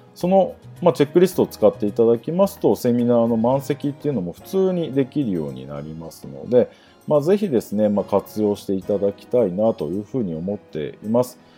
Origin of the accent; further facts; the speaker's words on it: Atami, Shizuoka, Japan; 熱海市生まれなんですが、静岡県の熱海ですね。あの、昔、新婚旅行で人気だった。まあ、最近また人気が復活してきた熱海市出身なんですが